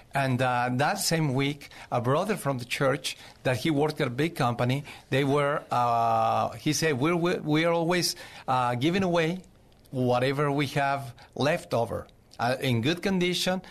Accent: Zacatecas, Mexico; English is a second language; moved away as an adult; also born or lived in Mexico City, Mexico / Cuernavaca, Mexico / Boston, Massachusetts; now in San Antonio, United States; I was born in Zacatecas, Mexico. I moved to Mexico City when I was twelve years old

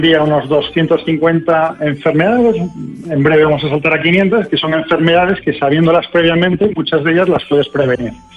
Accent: Spain; Yo mismo soy español

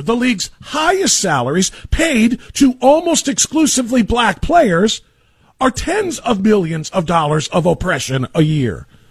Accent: United States; We are American American.

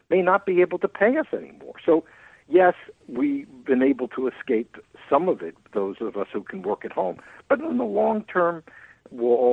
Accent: Long Island, New York, United States; where I grew up on Long Island, New York

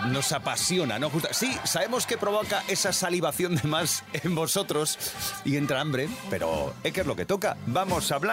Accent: Spain; No, es que somos mm, españoles y punto.

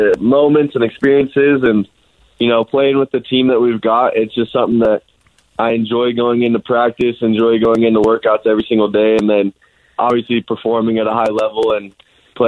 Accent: Alpine, Utah, United States; also born or lived in Highland, Utah; Most of the time I tell people I'm from Alpine because every time I told somebody I'm from Highland

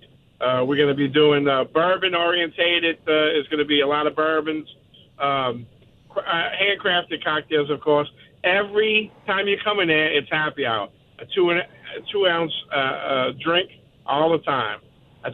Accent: Metairie, Louisiana, United States; moved away; This is where I grew up in Metairie

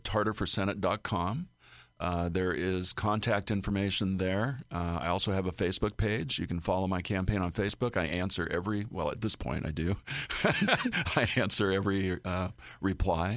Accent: Oregon, United States; now in Illinois, United States; My home state of Oregon

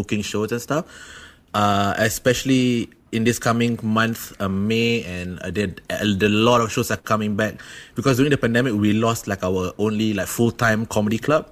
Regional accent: Singapore; I'm Singaporean

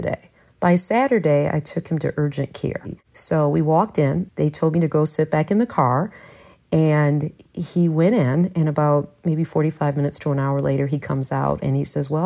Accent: Detroit, Michigan, United States; also born or lived in Ypsilanti, Michigan; I was born and raised in Detroit.

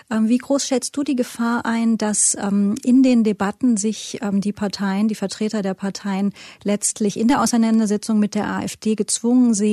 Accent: Hesse, Germany; ich komme ja aus Hessen.

